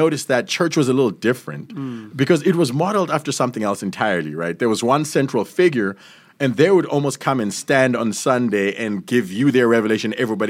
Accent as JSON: {"language": "English", "country": "United States", "said": "and I say this as an American, as lovingly as I can"}